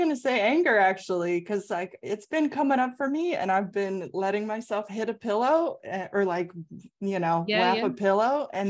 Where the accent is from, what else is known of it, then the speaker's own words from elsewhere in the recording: Colorado, United States; born there; Oh, I have to say both because I was born in Colorado. I was born in the mountains.